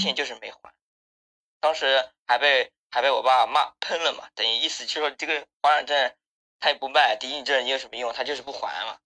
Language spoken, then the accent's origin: Chinese; Zhangjiagang, Jiangsu, China; 我是张家港的